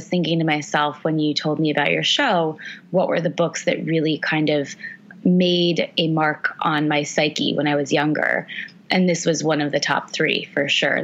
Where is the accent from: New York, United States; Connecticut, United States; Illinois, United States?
Illinois, United States; Chicago; moved away; also born or lived in Southern California; I grew up in Chicago and my family now mostly lives in Southern California